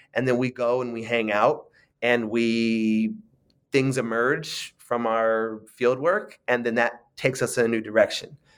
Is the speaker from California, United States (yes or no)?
yes; San Francisco, California, United States; I grew up in, in San Francisco